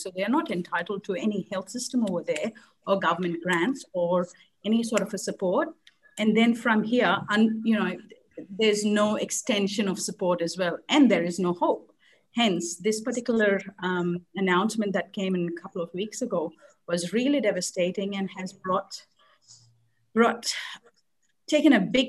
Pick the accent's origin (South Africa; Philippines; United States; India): India; now in Australia